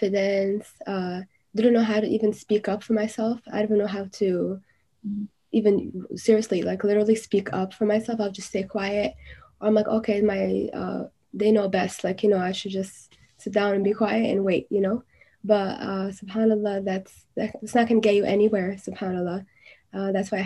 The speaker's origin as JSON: {"language": "English", "town": "New York City", "region": "New York", "country": "United States", "tie": "born or raised there", "said": "I was born and raised in Brooklyn, New York, New York City."}